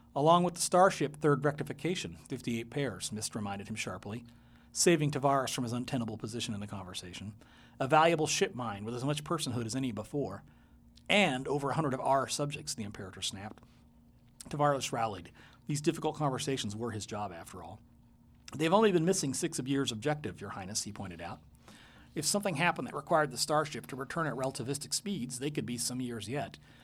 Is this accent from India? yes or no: no; Taiwan; now in Portland, United States; I was born in Taiwan. It's been all in my childhood there.